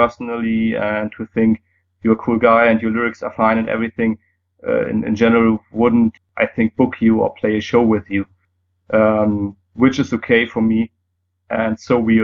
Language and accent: English; Germany; first language German; English is a second language; it's easier for me in German because it's my native language